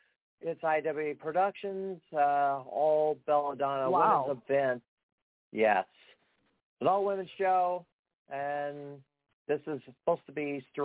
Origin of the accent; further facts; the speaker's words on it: Springfield, United States; this is in my hometown, Pitfall Association in Springfield at the 8th Street Gym.